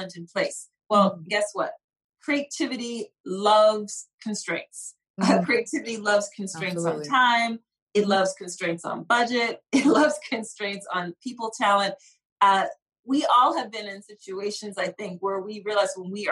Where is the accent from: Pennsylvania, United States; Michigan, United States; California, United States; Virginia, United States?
Pennsylvania, United States; Philadelphia; I grew up in Philly